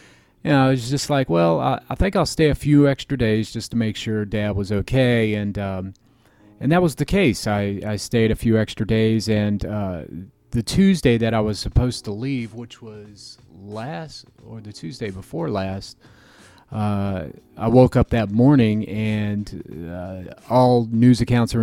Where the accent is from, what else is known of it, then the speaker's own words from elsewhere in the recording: Florida, United States; now in Chicago, United States; I'm from Florida, and that's where most of my family lives